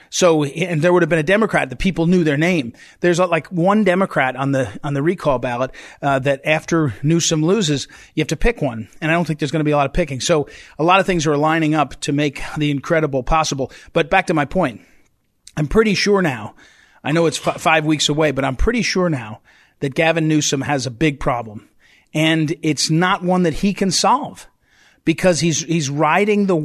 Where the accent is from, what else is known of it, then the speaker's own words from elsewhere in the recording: Charlottesville, Virginia, United States; moved away; I was born in Martha Jefferson Hospital in Charlottesville, Virginia. So you know I'm a real American